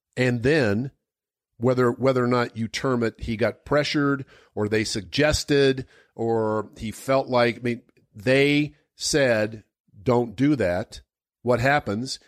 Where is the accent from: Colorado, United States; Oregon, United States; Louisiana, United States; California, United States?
Colorado, United States; Denver; I grew up in Denver